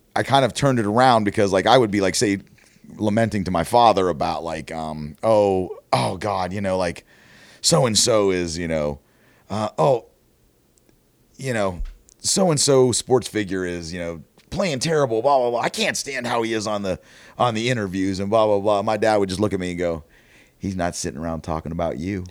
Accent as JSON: {"language": "English", "area": "outside of Pittsburgh", "region": "Pennsylvania", "country": "United States", "tie": "born or raised there", "moved": "as an adult", "lives_now": "Columbus, United States", "said": "I grew up outside of Pittsburgh."}